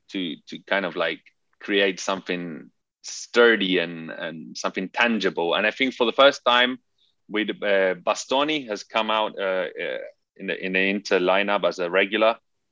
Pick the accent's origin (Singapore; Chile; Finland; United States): Chile; also born or lived in England; So I grew up in this very Italian environment, even though I grew up in Chile and in England. Never actually lived in Italy.